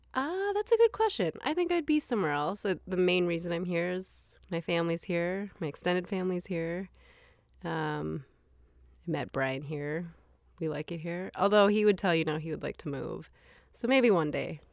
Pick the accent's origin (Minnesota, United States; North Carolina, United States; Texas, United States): Minnesota, United States; also born or lived in Taiwan; I grew up in Minnesota